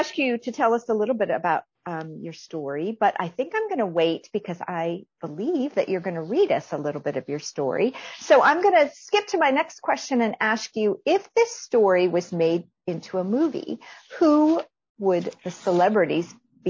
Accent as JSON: {"language": "English", "region": "northwestern Pennsylvania", "country": "United States", "tie": "born or raised there", "said": "I grew up in Amish country. I was in between three Amish communities in northwestern Pennsylvania."}